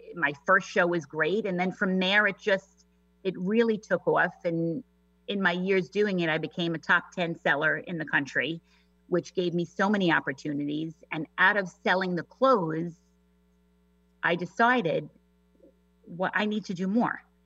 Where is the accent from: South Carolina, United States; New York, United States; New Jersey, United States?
New York, United States; accent: New York; moved away as an adult; now in Washington, United States; I'm a native New Yorker, if you couldn't tell from my accent